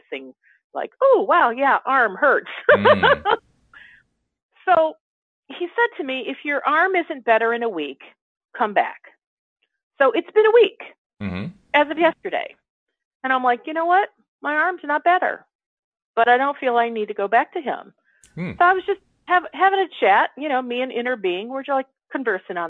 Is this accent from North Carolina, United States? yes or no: no; Chicago, Illinois, United States; a sarcastic sense of humor like I grew up with in Chicago